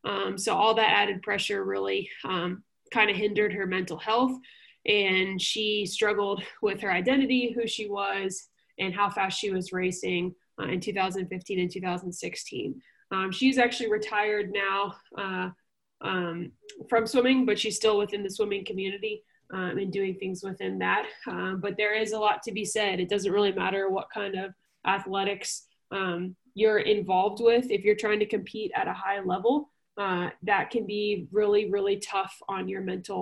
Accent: Louisville, Kentucky, United States; I grew up swimming in Louisville, Kentucky for our club team.

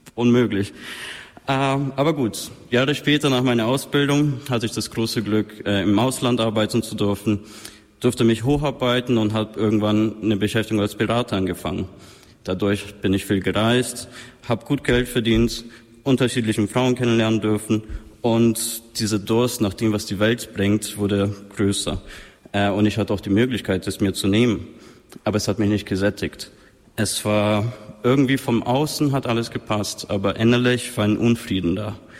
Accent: Munich, Bavaria, Germany; moved away as an adult; also born or lived in Palestina, Brazil / Berlin; now in Austria; München, wo ich groß geworden bin.

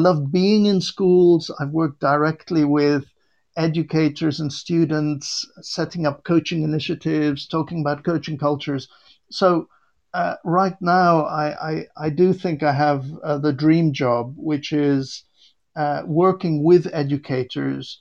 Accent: Beirut, Beirut Governorate, Lebanon; now in Warwickshire, United Kingdom; I was born in Beirut, Lebanon

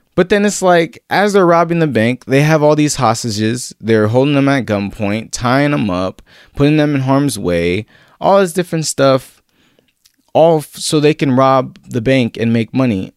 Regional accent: San Diego, California, United States; I grew up in Southeast San Diego, not your typical, you know, image of San Diego

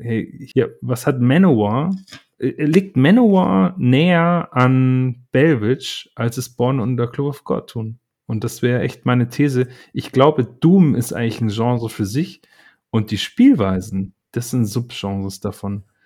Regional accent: Berlin, Germany; als Berliner

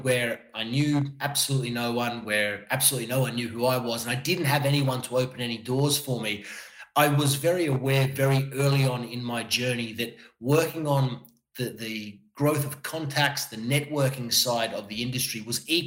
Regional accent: Melbourne, Victoria, Australia; moved away as an adult; also born or lived in Miami / Qatar / New York; now in Milan, Italy; back to Melbourne for a little bit where I'm from

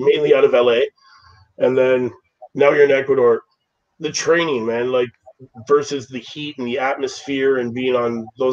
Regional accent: Toronto, Ontario, Canada

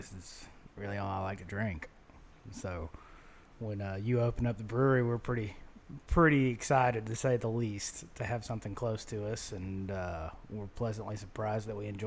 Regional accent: Birmingham, Alabama, United States; I'm here from Birmingham, born and raised

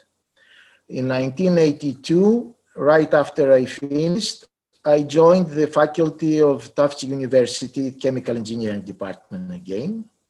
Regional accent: Greece; also born or lived in United States; I grew up in Greece

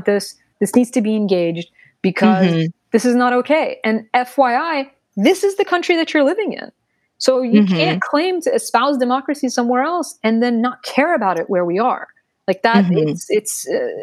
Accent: United States; I was born in the United States. This is very much my country

